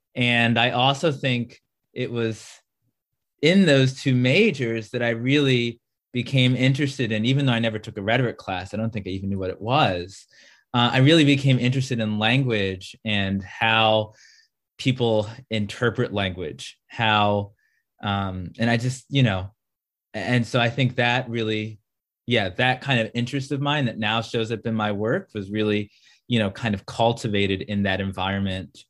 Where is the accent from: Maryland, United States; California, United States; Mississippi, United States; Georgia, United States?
Maryland, United States; I am from Maryland